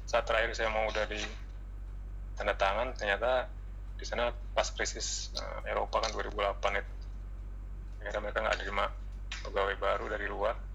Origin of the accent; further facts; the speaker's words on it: West Sumatra, Indonesia; ditambah saya eh, dari Minang Pak jadi kan terkenal Minang tuh